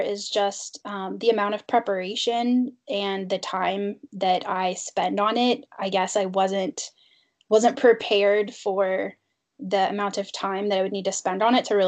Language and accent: English; Indiana, United States; moved away as an adult; now in Pittsburgh, United States; I'm from Indiana